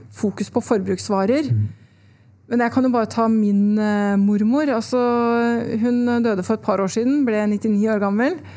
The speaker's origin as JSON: {"language": "Norwegian", "town": "Son", "region": "Akershus", "country": "Norway", "tie": "born or raised there", "said": "Jeg vokste opp i Son utafor Oslo"}